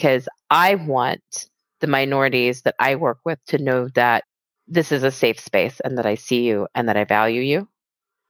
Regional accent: Texas, United States; I grew up in Texas, like surrounded by racist assholes

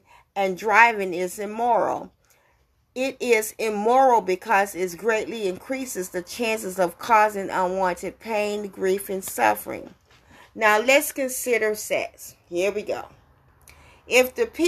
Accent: America's Deep South, United States; when I was growing up in America's Deep South

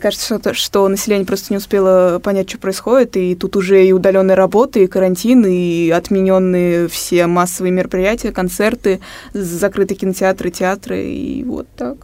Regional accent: Tatarstan, Russia; я родилась в Татарстане

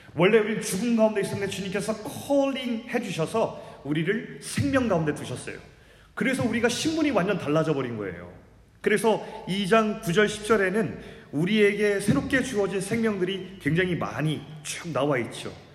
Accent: South Korea; 제가 한국에서 태어났다는 것

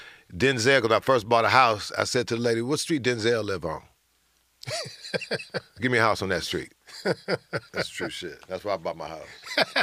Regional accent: Oakland, California, United States; moved away as an adult; also born or lived in Los Angeles; I came from Oakland.

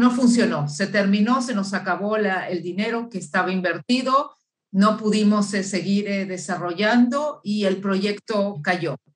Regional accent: Uruguay; born there; moved away; also born or lived in Chile / Argentina / Mexico / Boston, United States; yo soy nacida en Uruguay y viví en muchos países de América Latina, viví en Chile, viví en Argentina, viví en México muchos años y también este, un poco estuve en Boston, en, en Estados Unidos. Por eso que mi acento es una combinación de, varios eh, países.

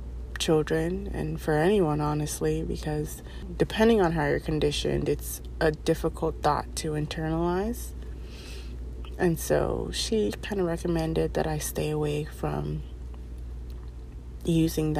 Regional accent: East Coast, United States; moved away as an adult; I grew up on the East Coast, and the East Coast is diverse as anything.

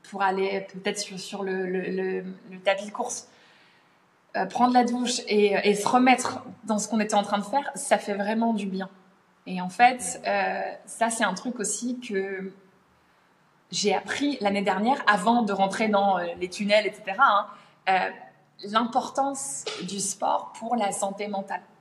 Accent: United Kingdom; accent: British; French is a second language; j'ai des commentaires parfois sur mon accent brit, euh, des gens qui disent ah trop bizarre l'accent accent britannique

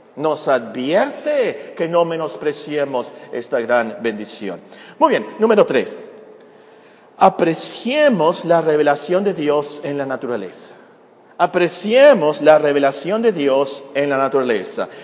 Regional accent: Mexico; Como mexicanos nosotros somos gentiles

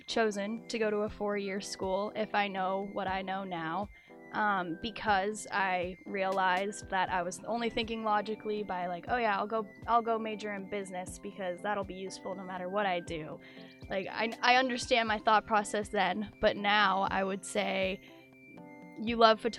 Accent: Kodiak, Alaska, United States; I came to Oregon from Kodiak, Alaska on a whim.

